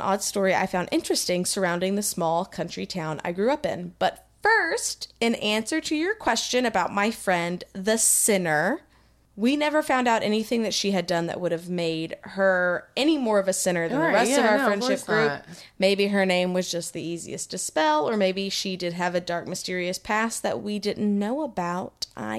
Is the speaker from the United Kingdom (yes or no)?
no; Texas, United States; being from Texas as well